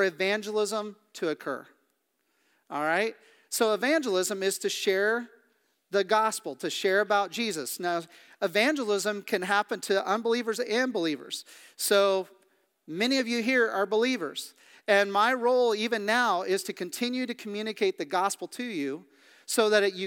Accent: Midwest, United States; also born or lived in Kansas City / Kansas / Missouri; now in Pennsylvania, United States; I grew up in the Midwest. I did not expect to live the majority of my life in Pennsylvania.

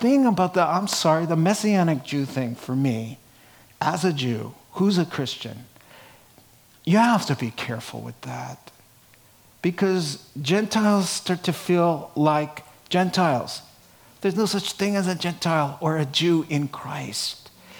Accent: New York City, New York, United States; accent: Brooklyn; my little Brooklyn accent

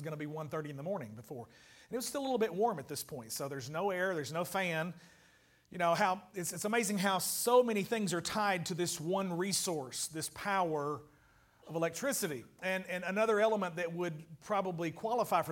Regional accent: United States; I'm completely American

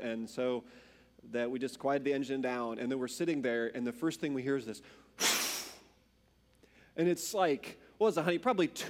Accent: Iowa, United States; now in Indiana, United States; growing up in Iowa and then moving to Indiana, right?

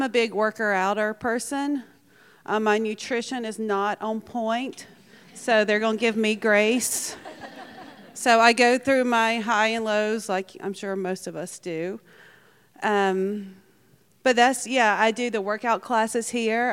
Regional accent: Alabama, United States; now in Bloomington, United States; I'm originally from Alabama.

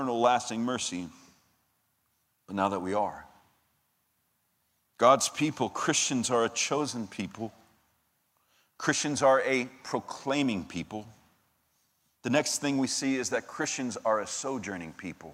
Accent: Sugar Land, Texas, United States; now in Brenham, United States; I grew up in Sugar Land

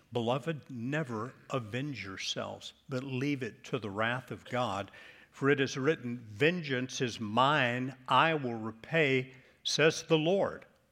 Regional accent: Charlotte, North Carolina, United States; moved away; I grew up in Charlotte.

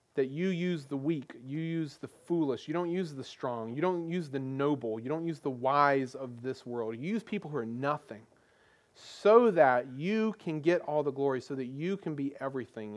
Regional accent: United States; we as Americans, we as American Christians

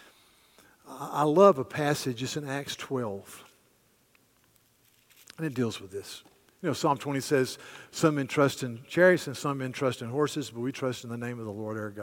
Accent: United States; as an American who loves my country

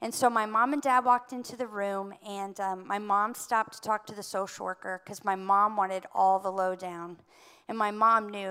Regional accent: Cincinnati, Ohio, United States; I was born in Cincinnati

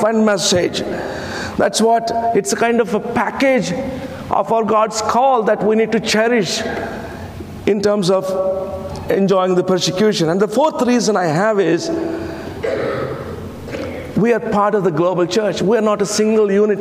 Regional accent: India; first language Telugu; English is a second language; I come from India, where 1,652 languages and dialects are spoken

